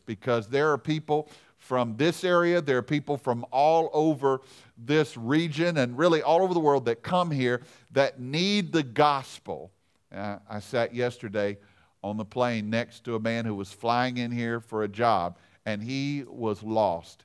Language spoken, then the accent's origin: English; Louisiana, United States; I'm from Louisiana